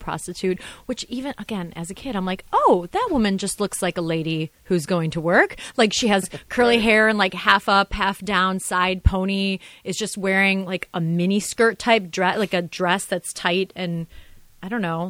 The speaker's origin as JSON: {"language": "English", "town": "Orlando", "region": "Florida", "country": "United States", "said": "Just, yeah. No, we're from Orlando."}